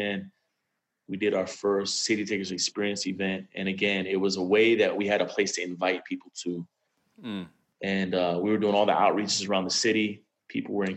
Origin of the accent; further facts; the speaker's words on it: Miami, Florida, United States; now in Atlanta, United States; I'm actually born and raised in Miami, Florida